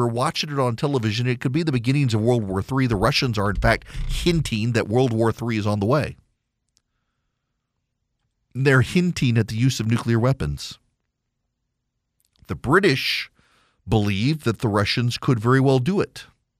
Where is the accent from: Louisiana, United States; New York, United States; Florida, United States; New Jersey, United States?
Louisiana, United States; also born or lived in Dubai, United Arab Emirates; When I was a kid, I grew up in Dubai, listened to a lot of classical music, actually. I wasn't a big 80s pop kid like my sisters were. Then moved back to rural Louisiana, and all my friends listened to country music